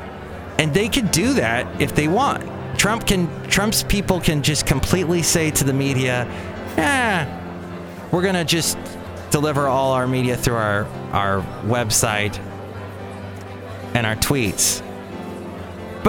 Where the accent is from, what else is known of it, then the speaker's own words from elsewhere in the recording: United States; as an American